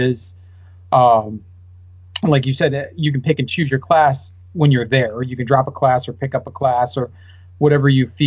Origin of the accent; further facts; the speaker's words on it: Midwest, United States; I'm from the Midwest, I'm not used to this dry heat